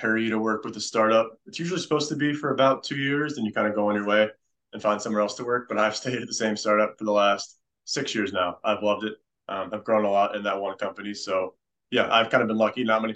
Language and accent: English; Broomall, Pennsylvania, United States; also born or lived in Ireland; grew up in the area, a little bit closer to the city, in Broomall